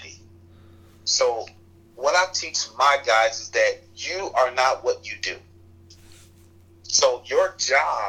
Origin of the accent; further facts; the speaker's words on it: Chicago, Illinois, United States; where I grew up in Chicago